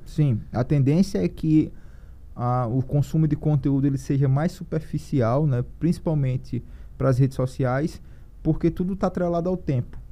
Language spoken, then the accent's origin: Portuguese; Piranhas, Alagoas, Brazil; also born or lived in Maceió; lá onde eu, eu, eu, nasci, que é próximo de Piranhas, onde tem os, os cânions de São Francisco